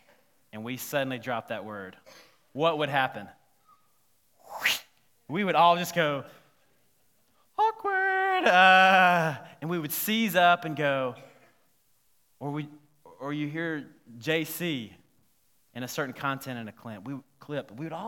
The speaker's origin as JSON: {"language": "English", "region": "South Carolina", "country": "United States", "tie": "born or raised there", "said": "when I was growing up in South Carolina, we had this place called Savannah River Site"}